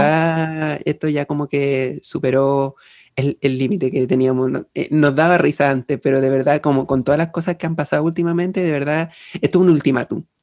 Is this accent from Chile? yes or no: yes; Chimbarongo, O'Higgins, Chile; de Chimarongo, porque es mi ciudad y yo la quiero mucho